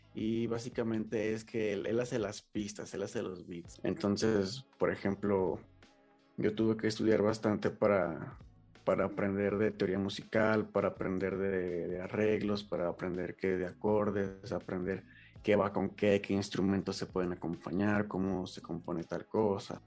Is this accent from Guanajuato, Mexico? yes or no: yes; León, Guanajuato, Mexico; soy de León, Guanajuato